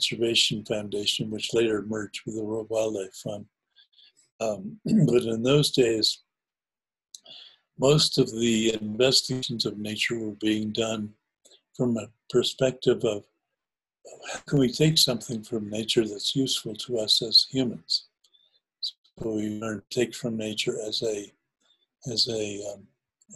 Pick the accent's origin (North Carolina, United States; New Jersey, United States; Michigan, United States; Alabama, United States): New Jersey, United States; I grew up in New Jersey part-time, and where I used to go and play as a kid is now a place called the Short Hills Mall